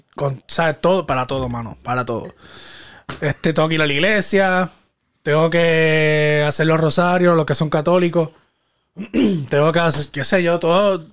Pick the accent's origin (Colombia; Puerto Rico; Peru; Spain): Puerto Rico; Guayama; mi pueblo natal, Guayama, Puerto Rico.